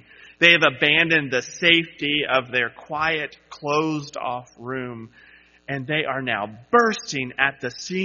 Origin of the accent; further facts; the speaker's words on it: Charleston, South Carolina, United States; When I was in high school, a Category 4 hurricane blew through my hometown of Charleston, South Carolina